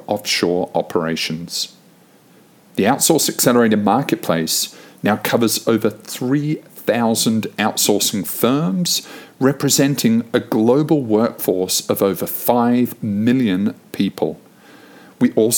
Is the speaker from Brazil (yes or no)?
no; New Zealand; moved away; I grew up in New Zealand